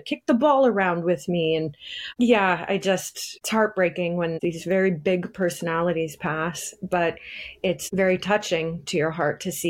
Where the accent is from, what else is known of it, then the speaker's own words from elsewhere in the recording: Bradford, Ontario, Canada; we grew up in Bradford, which is not so small anymore